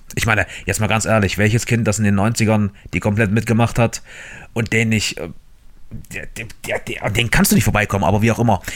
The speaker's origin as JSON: {"language": "German", "country": "Germany", "said": "bei uns in Deutschland"}